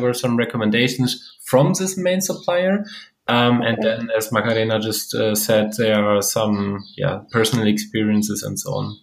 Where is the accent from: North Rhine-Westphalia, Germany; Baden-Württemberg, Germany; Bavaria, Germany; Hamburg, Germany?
North Rhine-Westphalia, Germany; Lemgo; moved away; also born or lived in Stuttgart; my hometown, Lemgo